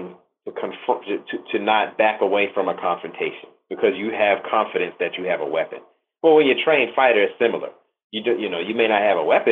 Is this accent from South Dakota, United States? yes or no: no; Virginia, United States; I'm from Virginia